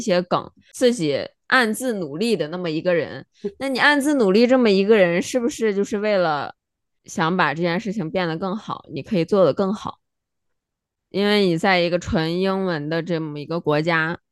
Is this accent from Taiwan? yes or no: no; China; moved away; 我们作为中国人